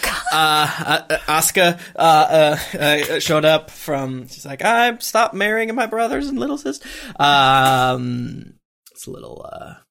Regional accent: St. Petersburg, Florida, United States; I'm from St. Petersburg

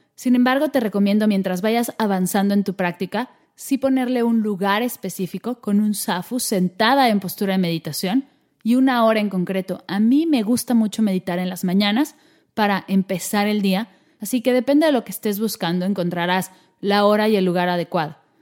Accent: Mexico; moved away as an adult; now in Barcelona, Spain; soy mexicana y nací en México, pero en este momento estoy viviendo en Barcelona

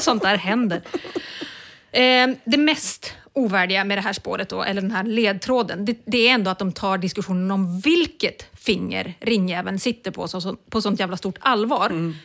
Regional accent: Umeå, Västerbotten County, Sweden; I Umeå, där jag kommer ifrån, fanns inget IKEA förrän 2016

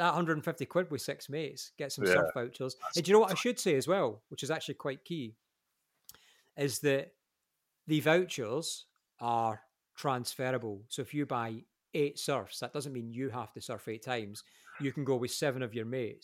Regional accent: Ayrshire, Scotland, United Kingdom; I'm from Ayrshire as well, from where we are now, close to the beach, no surf.

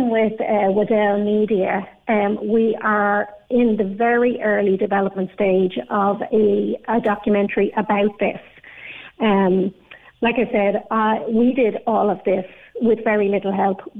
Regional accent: Ireland; born there; I was born in the Loud Hospital in 1972 um, on my birth cert, it says that I was born at the address of a doctor's surgery in Carrickmacross.

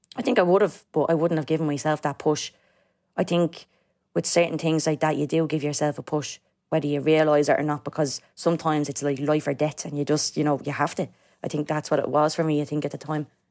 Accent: Dublin, Leinster, Ireland; I grew up in Coolock, uh, with my mom

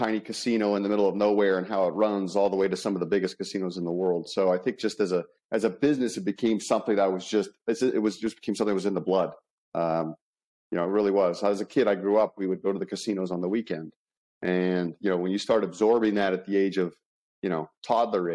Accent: Las Vegas, Nevada, United States; I'm in Las Vegas, right? So born and bred, I travel the world, but I'm always finding Las Vegas to be home

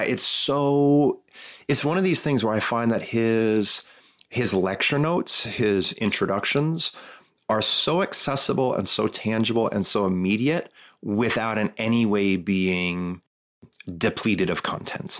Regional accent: Midwest, United States; moved away; I'm from the Midwest

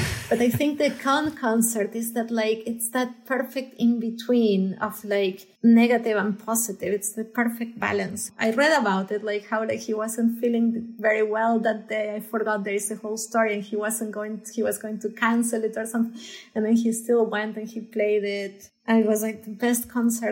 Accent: Buenos Aires, Argentina; moved away as an adult; now in Los Angeles, United States; growing up in Argentina

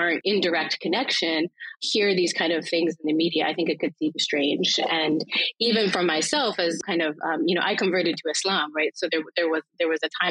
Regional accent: Medina, Ohio, United States; now in Philadelphia, United States; I'm originally from Ohio, a small town called Medina

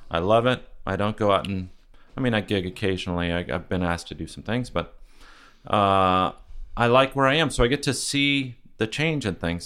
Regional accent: California, United States; when you're from California

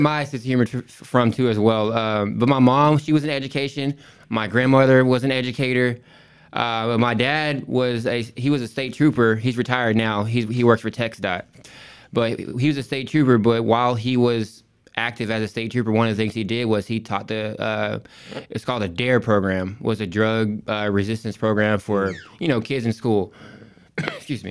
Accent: Rowlett, Texas, United States; also born or lived in Port Arthur, Texas; I grew up, um, in a city called Rowlett, Texas

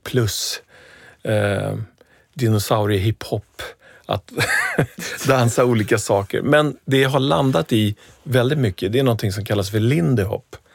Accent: Stockholm, Stockholm County, Sweden; där jag växte upp så, ja men, det var en, eh, förort i Stockholm

